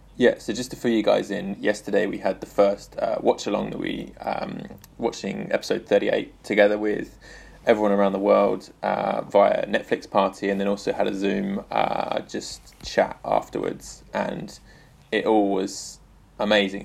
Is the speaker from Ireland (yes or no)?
no; England, United Kingdom; now in Tokyo, Japan; I'm an English guy that lives in Tokyo.